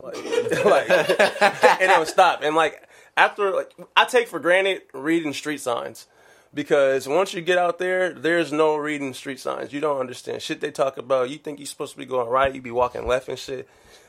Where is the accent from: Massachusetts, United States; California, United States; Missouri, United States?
California, United States; I was from California